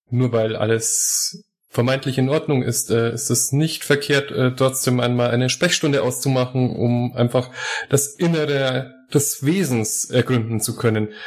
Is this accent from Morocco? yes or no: yes; Morocco; Nun es sind viele Wissenschaftler ihres Landes doch bei uns in Marokko und nachdem ich dort studiert habe und äh, auch die englische Sprache mit studiert habe